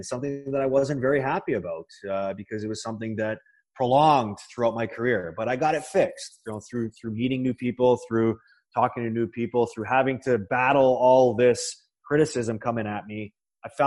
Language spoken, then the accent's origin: English; Toronto, Ontario, Canada; my hometown Maple Leafs team